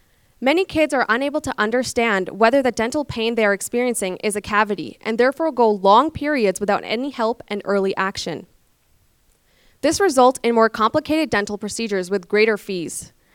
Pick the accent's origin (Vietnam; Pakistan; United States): Pakistan; also born or lived in London, Canada; now in Calgary, Canada; I moved to Canada from Pakistan in 2007. I first lived in London, Ontario, and then later moved to Calgary.